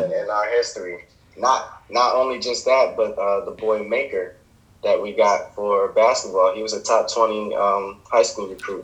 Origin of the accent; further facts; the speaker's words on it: New Jersey, United States; moved away as an adult; also born or lived in Philadelphia, Pennsylvania; now in Texas, United States; I'm from Jersey, also by way of Philadelphia.